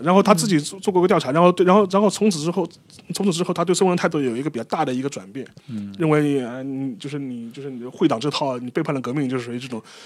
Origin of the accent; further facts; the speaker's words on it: China; 我们自己作为中国人，我们有自己的立场判断。